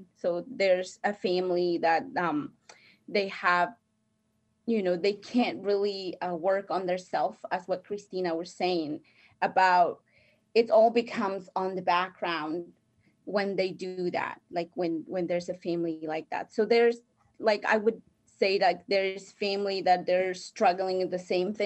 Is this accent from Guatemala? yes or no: yes; Guatemala; first language Spanish; English is a second language; moved away; I am from Guatemala, and my first language is Spanish.